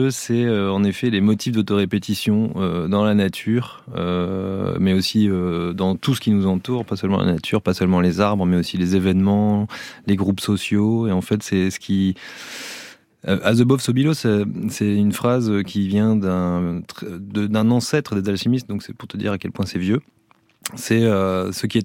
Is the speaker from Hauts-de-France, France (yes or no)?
yes; Calais, Hauts-de-France, France; Alors, euh, on est originaire de Calais, une ville qu'on affectionne encore beaucoup.